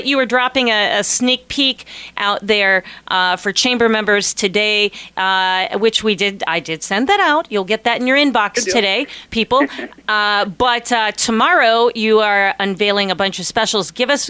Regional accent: Columbus, Ohio, United States; now in Alaska, United States; where I grew up in Columbus, Ohio

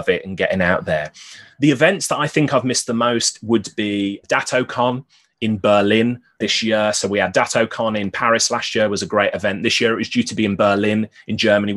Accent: Birmingham, West Midlands, United Kingdom; now in Newcastle upon Tyne, United Kingdom; I'm originally from Birmingham, which is in the Midlands

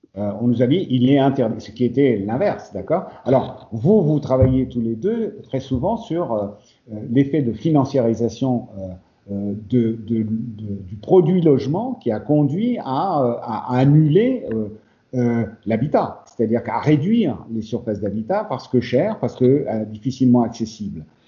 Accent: Spain; moved away; l'Espagne, parce que c'est mon pays d'origine aussi

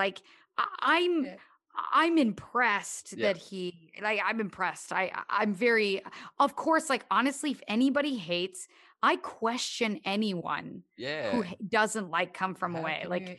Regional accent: Canada; I mean, growing up in Canada, obviously it's helpful that I've known a bunch of Newfoundlanders.

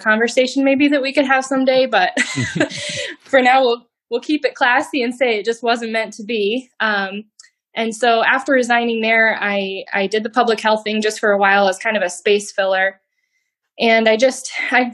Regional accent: Iowa, United States; now in Des Moines area, United States; I am a native Iowan. I grew up in the Quad Cities

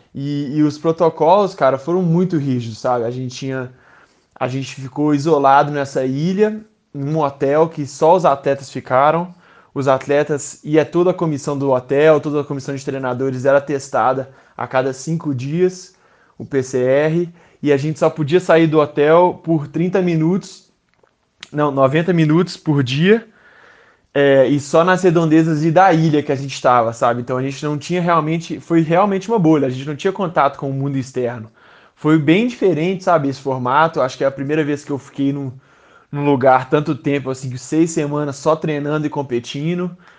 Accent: Minas Gerais, Brazil; moved away as an adult; also born or lived in United States; desde pequenininho, como um bom mineiro, sempre grudado na Rádio Tatiaia

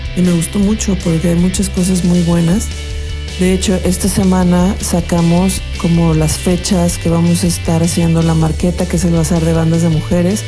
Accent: Guadalajara, Jalisco, Mexico; soy de Guadalajara

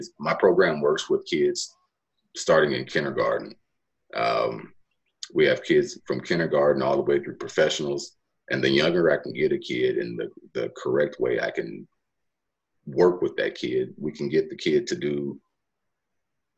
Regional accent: Cleveland, United States; my hometown of Cleveland

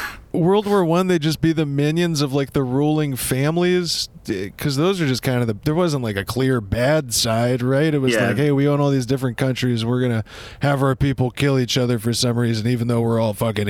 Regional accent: United States; You know I'm American as soon as I start talking.

